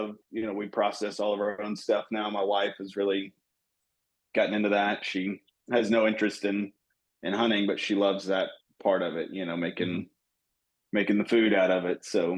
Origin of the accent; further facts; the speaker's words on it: Texas, United States; Born and raised in Texas. So new to all the Oklahoma stuff, but we have, we've been leasing land in Texas as long as I can remember.